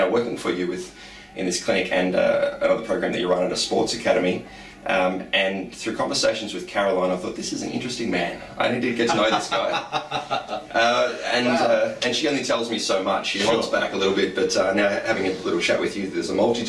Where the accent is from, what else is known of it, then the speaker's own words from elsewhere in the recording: Portland, Victoria, Australia; moved away as an adult; I grew up in Portland